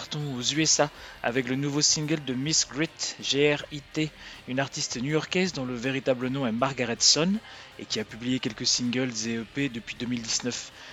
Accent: France; chez nous en France

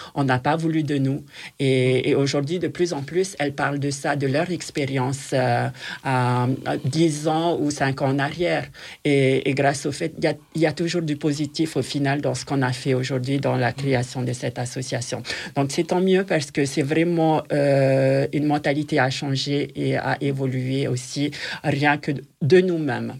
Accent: French Polynesia; now in France; chez nous en Polynésie

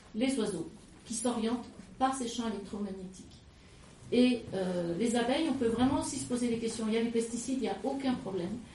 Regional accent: Lyon, Auvergne-Rhône-Alpes, France; now in Drôme, France; je suis lyonnaise d'origine

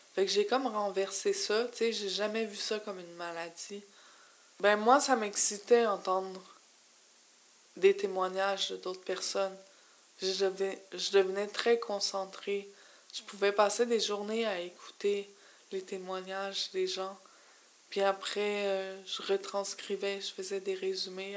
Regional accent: Montreal, Quebec, Canada; je suis native de Montréal

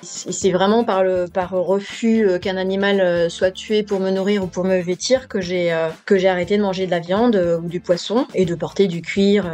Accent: France; je suis née en France

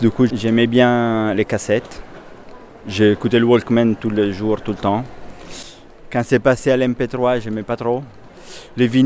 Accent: Milan, Lombardy, Italy; French is a second language; moved away as an adult; also born or lived in Paris / Angers / Belgium / Netherlands; now in Lyon, France; Et je viens de Milan, mais ça fait maintenant 13 ans que je suis parti. Et je voyageais un tout petit peu en Europe. Et finalement, je suis fini à Paris, après à Angers, Belgique, Hollande, et après à Lyon

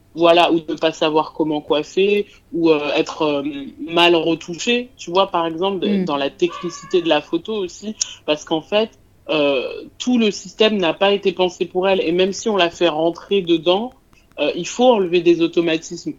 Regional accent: France; moi j'habite en France et j'ai grandi en France

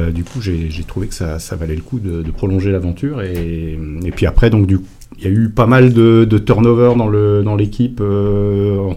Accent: France; Alors c'est peut-être parce qu'on est français que moi je parle pas hyper bien anglais

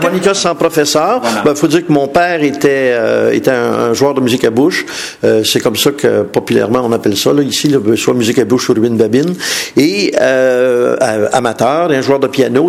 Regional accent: Montreal, Quebec, Canada; je suis de Montréal

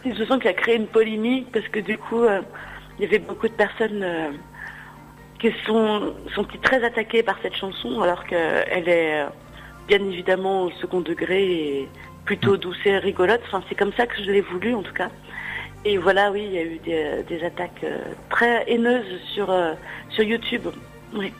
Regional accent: Lyon, Auvergne-Rhône-Alpes, France; je suis lyonnaise

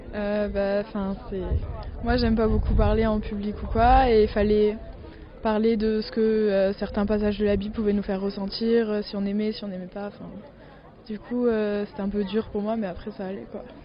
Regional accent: Strasbourg, Grand Est, France; Je viens d'Alsace à Strasbourg. Enfin, euh, j'habite à Strasbourg.

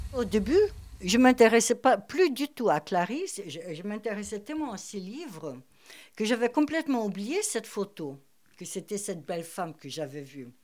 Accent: Rio de Janeiro, Brazil; also born or lived in Germany; now in Paris, France; je suis née au Brésil, des parents allemands polonais

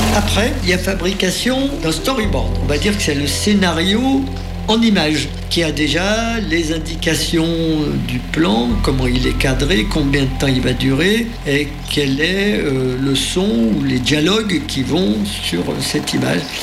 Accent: Annecy, Auvergne-Rhône-Alpes, France; moved away; also born or lived in Grenoble; Je suis d'Annecy

